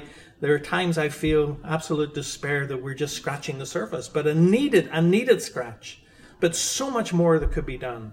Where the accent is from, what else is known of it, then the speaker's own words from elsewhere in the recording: Ireland; I'm from Ireland